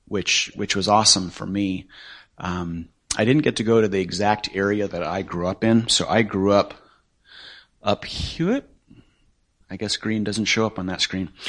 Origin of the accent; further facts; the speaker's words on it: northwest Nepal, Nepal; moved away; that's actually where I grew up. I'm from Nepal.